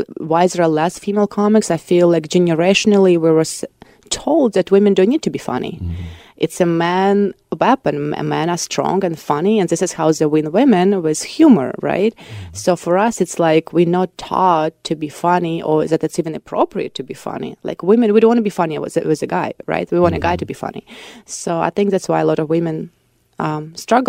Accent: Voronezh, Voronezh Oblast, Russia; accent: Voronezh soft G; English is a second language; moved away as an adult; now in United States; in my city in Voronezh, we have this small G, like we have this, it's more closer to Ukrainian G, so like if I speak in Russian, people would understand that I'm from Voronezh

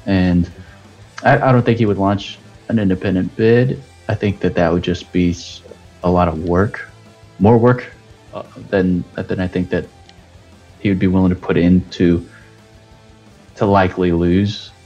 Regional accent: Texas, United States; I grew up in Texas

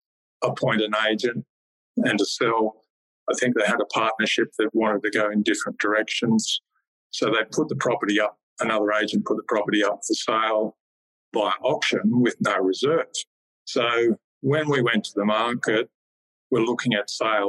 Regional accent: Warwick, Queensland, Australia; also born or lived in northern New South Wales / Sydney; now in Canberra, Australia; I was born and bred in Queensland

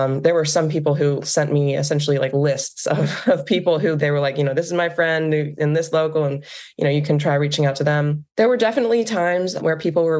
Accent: Western Pennsylvania, United States; growing up in Western Pennsylvania

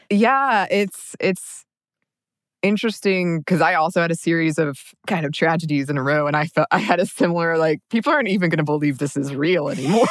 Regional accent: the South, United States; moved away; a woman raised in kind of this like southern small town

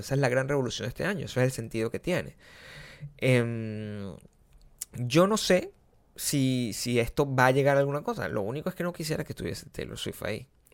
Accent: Margarita, Nueva Esparta, Venezuela; moved away as an adult; now in Santa Monica, United States; las cosas que pasaban en Margarita, en, mi pueblo.

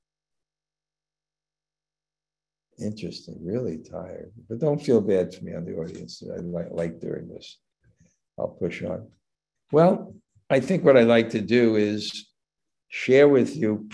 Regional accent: New York City, New York, United States; moved away; when I grew up in Brooklyn

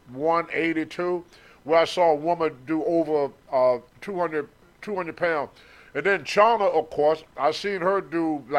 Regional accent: Low Moor, Virginia, United States; also born or lived in Roanoke, Virginia; I was raised in a town called Lowmore, Virginia. They say I'm from Roanoke, but I was in my teens when my mother finally moved to Roanoke. We live in raised in Lowmore, Clifton Ford, Covington area, and most of it was all farmland.

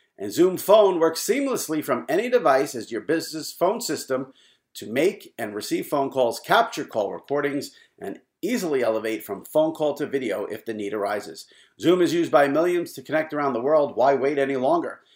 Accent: New York, United States; as a New Yorker who's followed New York media for a long time

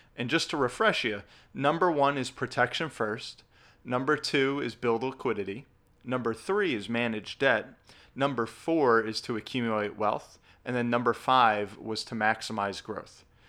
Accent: New Jersey, United States; my home state of New Jersey, we've got the highest property taxes in the country

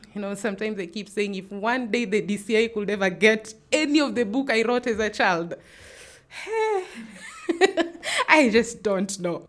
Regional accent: Nairobi, Kenya; moved away as an adult; also born or lived in Kajiado; growing up in Kibera

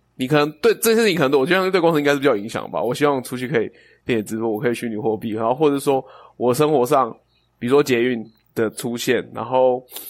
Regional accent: Chiayi, Taiwan; moved away; 我的， 我的故乡在嘉义

